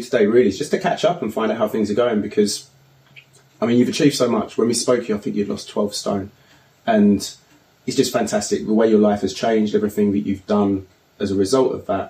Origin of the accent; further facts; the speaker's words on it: Braintree, East of England, United Kingdom; moved away; my hometown of Braintree, Essex.